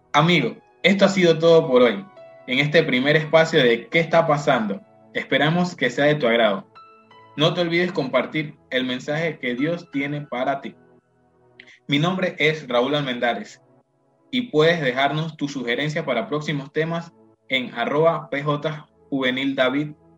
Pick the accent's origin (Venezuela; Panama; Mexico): Panama; nosotros los panameños